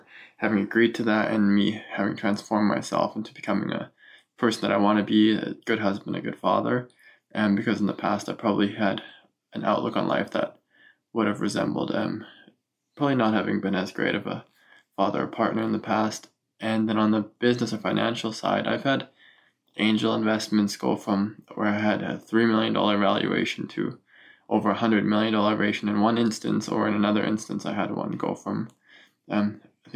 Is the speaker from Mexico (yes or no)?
no; Germany; now in Canada; I grew up in Germany and moved to Canada.